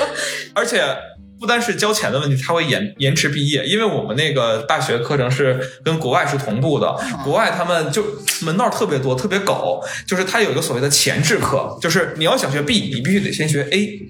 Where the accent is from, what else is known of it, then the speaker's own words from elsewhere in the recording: Yunnan, China; 我是云南人